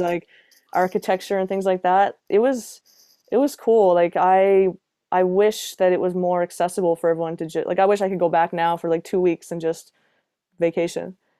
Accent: Halifax, Nova Scotia, Canada; moved away as an adult; also born or lived in Toronto; I moved from Toronto back to Halifax mid-pandemic.

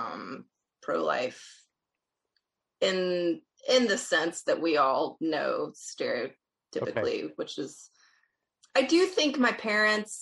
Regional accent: Alabama, United States; now in Stony Brook, United States; I'm originally from Alabama

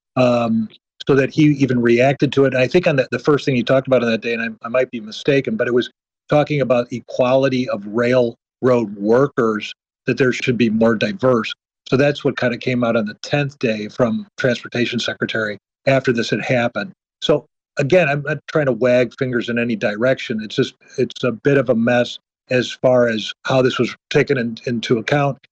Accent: Midwest, United States; I'm, I'm a Midwesterner

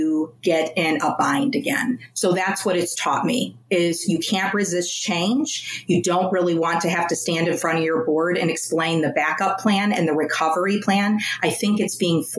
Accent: Chicago, Illinois, United States; I was born and raised on the South Side.

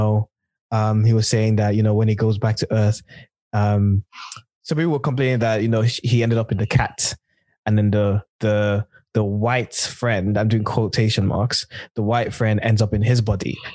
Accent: United Kingdom; as a black, like black British African person

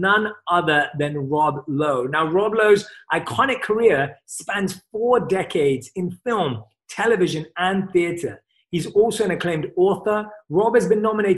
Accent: London, United Kingdom; moved away; London, my hometown.

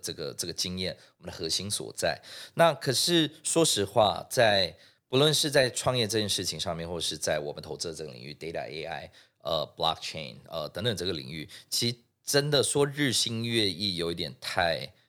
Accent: Singapore; moved away as an adult; now in Taiwan; 所以我是在新加坡出生的哦，那，OK，对。在新加坡出生长大

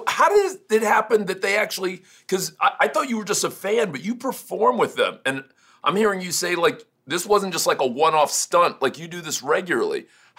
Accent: Miami, Florida, United States; I grew up in Miami, and my mom and dad like a wide range of music. My dad's from Jamaica. My mom's from a little small town in Virginia

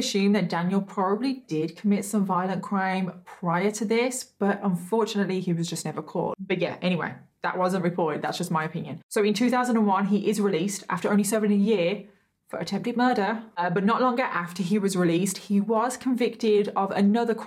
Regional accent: United Kingdom; I am British, everyone. I am British. I am not Australian

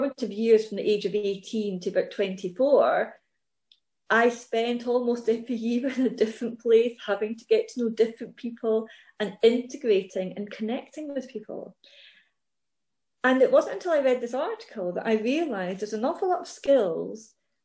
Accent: Scotland, United Kingdom; I'm Scottish, British, European

